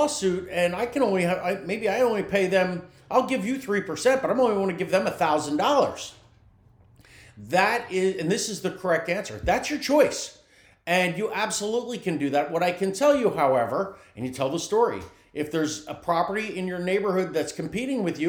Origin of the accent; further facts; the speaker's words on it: New Jersey, United States; now in Tampa Bay area, United States; I'm from New Jersey